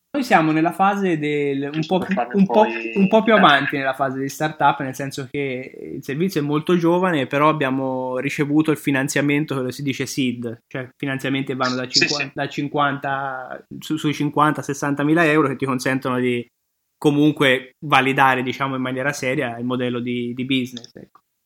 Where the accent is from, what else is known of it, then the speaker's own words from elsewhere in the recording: Tuscany, Italy; now in Milan, Italy; io sono toscano